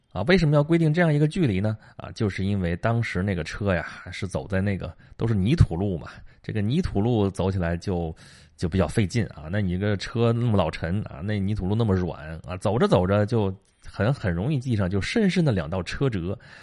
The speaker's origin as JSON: {"language": "Chinese", "area": "Qi", "region": "Shandong", "country": "China", "tie": "born or raised there", "said": "齐国，就是我们老家那边儿"}